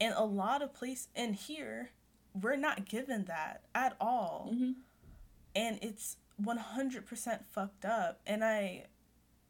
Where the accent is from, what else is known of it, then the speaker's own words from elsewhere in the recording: United States; I was born here